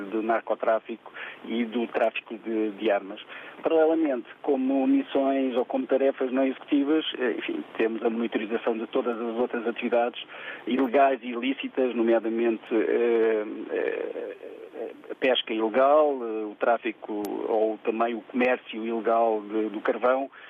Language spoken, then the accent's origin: Portuguese; Seixal, Setúbal, Portugal; Bom dia a todos. sou … sou do Seixal.